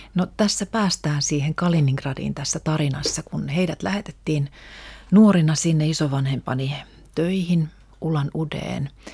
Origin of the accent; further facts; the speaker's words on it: Helsinki, Uusimaa, Finland; first language Russian; Mä olen syntynyt Suomessa, mun koti on ollut aina Suomessa